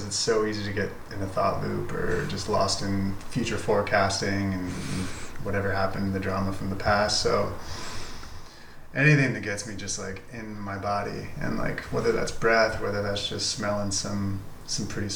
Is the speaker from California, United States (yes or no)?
yes; California, United States; also born or lived in East Coast / Santa Cruz / San Francisco; now in Oakland, United States; my family moved me out here when I was like 10 years old. So I've been in California. I'm pretty acclimated to the West Coast, but I'm originally from the East Coast.